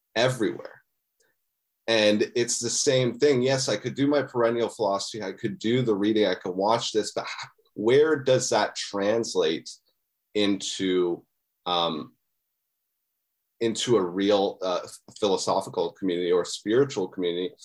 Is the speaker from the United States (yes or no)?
no; Muskoka, Ontario, Canada; moved away as an adult; also born or lived in Ottawa; now in Toronto, Canada; I'm from, uh, Ontario, Canada. I, um, I was born in Muskoka